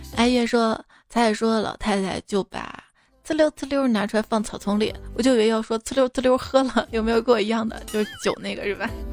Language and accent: Chinese; Xi'an, Shaanxi, China; 我们长乐坡，因为我小时候在这边待过一段时间嘛